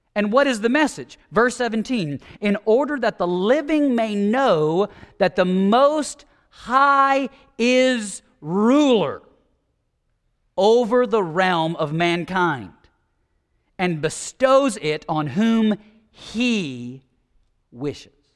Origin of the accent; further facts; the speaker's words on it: United States; as American evangelicals